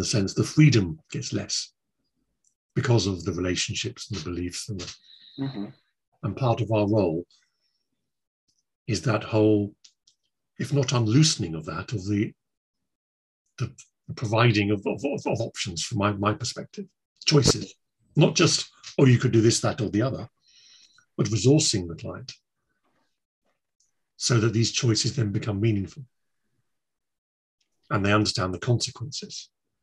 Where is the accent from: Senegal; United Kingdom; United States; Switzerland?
United Kingdom; Guildford, South East England; I was born in Guildford